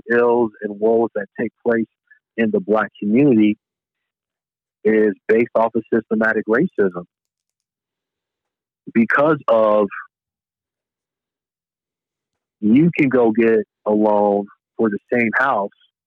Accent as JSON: {"language": "English", "town": "Chicago", "region": "Illinois", "country": "United States", "said": "I'm from Chicago, one of probably the top three murder rates in the country"}